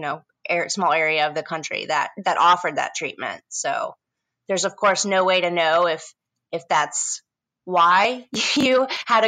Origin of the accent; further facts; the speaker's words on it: Indiana, United States; moved away as an adult; also born or lived in Bloomington, Indiana; now in San Francisco, United States; I'm originally from the Midwest in the state of Indiana